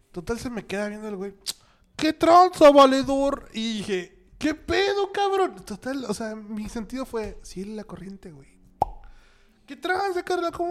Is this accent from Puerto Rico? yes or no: no; Mexico; Somos los mexicanos somos eh, estamos compitiendo contra Brasil en cuanto a memes en el mundo